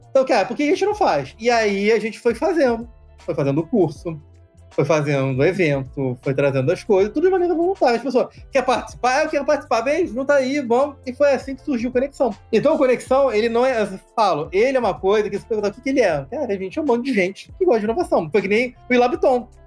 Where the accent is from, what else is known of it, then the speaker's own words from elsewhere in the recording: Rio de Janeiro, Brazil; moved away; also born or lived in Brasília; sou do Rio de Janeiro, então sempre tive contato com o pessoal do Rio